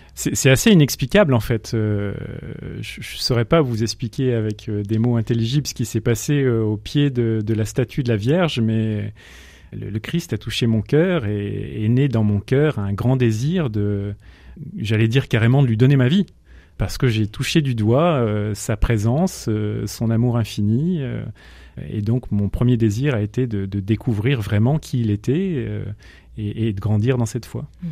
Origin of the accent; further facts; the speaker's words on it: Grenoble, Auvergne-Rhône-Alpes, France; moved away as an adult; now in Pays de Gex, France; je suis né à Grenoble. Je suis grenoblois